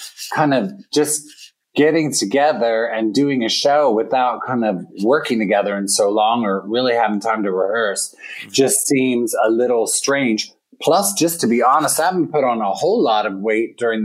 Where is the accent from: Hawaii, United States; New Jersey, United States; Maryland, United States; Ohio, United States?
Maryland, United States; Hagerstown; also born or lived in New York City; now in upstate New York, United States; It's in Hagerstown, Maryland. It's Western Maryland.